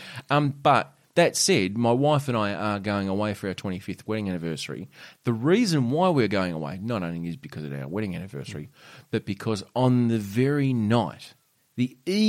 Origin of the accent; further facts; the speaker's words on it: Australia; we're from Australia